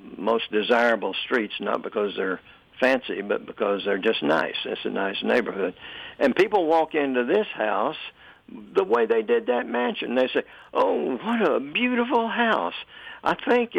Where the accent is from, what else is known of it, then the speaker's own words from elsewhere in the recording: Knoxville, Tennessee, United States; we lived all over Knoxville, east, west, north